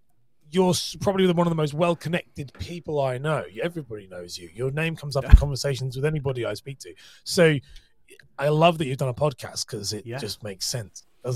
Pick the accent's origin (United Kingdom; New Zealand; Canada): United Kingdom; Cambridge, East of England; also born or lived in London; That part of the country, I'm from Cambridge, which is close to London, really. And so I have that kind of, but I studied and worked as an actor and singer in London, which is Jason Statham's territory. So that would definitely be why I sound like it.